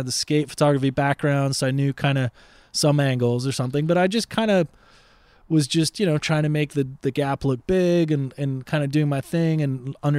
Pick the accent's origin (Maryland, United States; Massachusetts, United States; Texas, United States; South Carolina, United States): Massachusetts, United States; Boston; I grew up in Boston at that age. I mean, I moved around for my dad's work